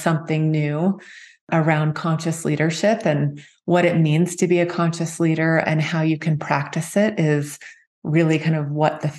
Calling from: Park City, Utah, United States; And I'm calling in from Park City, our retreat center called Heart Space.

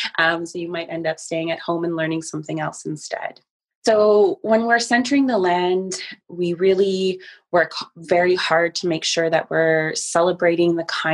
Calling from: Yellowknife, Northwest Territories, Canada; I'm calling in from Chief Dry Geese Territory, which is Treaty 8 territory in Yellowknife, the Northwest Territory, so high up in Canada, north of 60.

